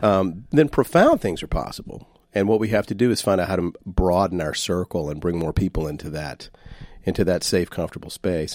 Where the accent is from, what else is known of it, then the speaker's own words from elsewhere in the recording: Shreveport, Louisiana, United States; I'm from Shreveport, Louisiana